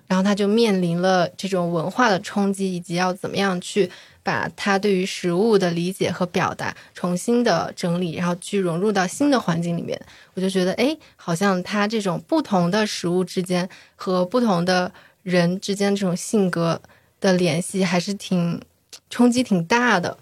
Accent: Hejian, Hebei, China; also born or lived in Shijiazhuang; now in Chengdu, China; 我的老家是河间哦。就河间有它的一个驴肉火烧

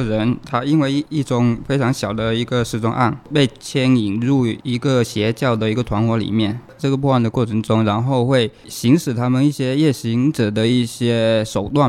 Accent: Jieyang, Guangdong, China; 潮汕就揭阳

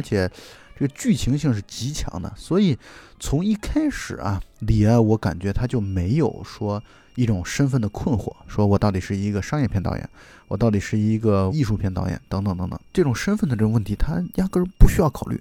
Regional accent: China; 我们中国人

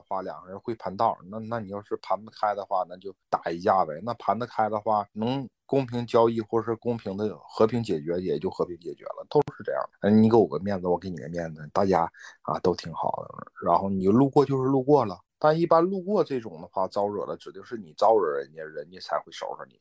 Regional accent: Jilin, China; 我们吉林这边儿

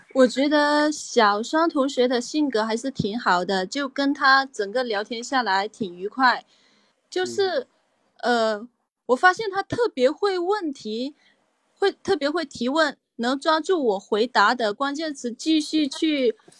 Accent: Guangdong, China; moved away as an adult; now in Shanghai, China; 我是广东人嘛

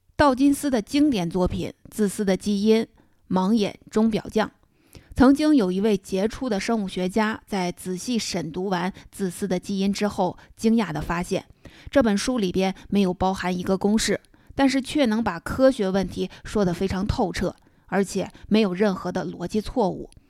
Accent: China; 勾股定理是我们中国人的称呼

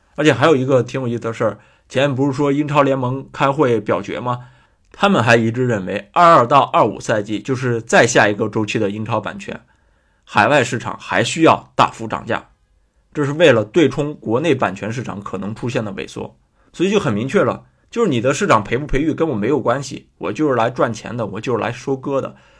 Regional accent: a small town in Shandong, China; 我一个在山东小镇出生的人，我还是国际米兰球迷

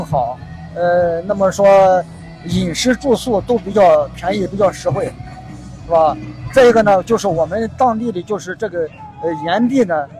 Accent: Zaozhuang, Shandong, China; moved away as an adult; also born or lived in Jinan; now in Zaozhuang, China; 我小时候就在枣庄长大

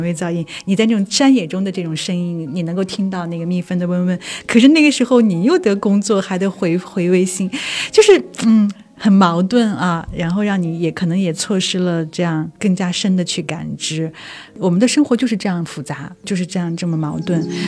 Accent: Korla, Xinjiang, China; now in Beijing, China; 我小的时候是出生生长在新疆的

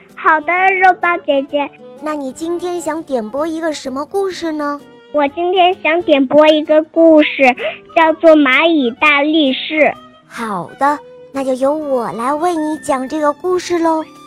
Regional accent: Henan, China; 今年五十了，我来自河南

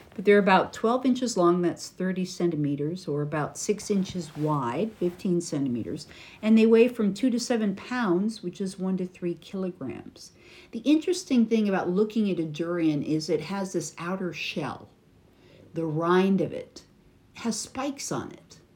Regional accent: United States; from America

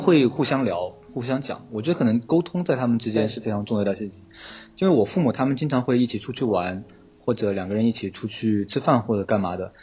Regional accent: Chongqing, China; 我是一个重庆人，然后重庆的那个街呢，和前三藩不太一样，它是坡度的，它是有坡度的

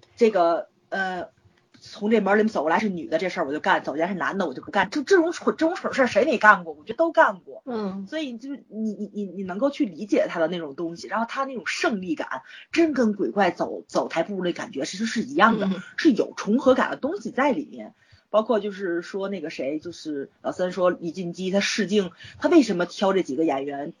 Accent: China; 我作为一个中国人

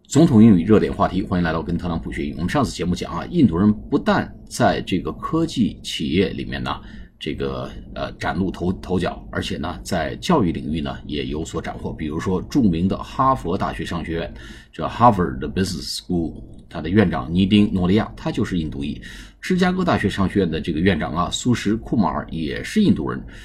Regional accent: China; 我们中国人呢，其实呢忽略了沟通和表达

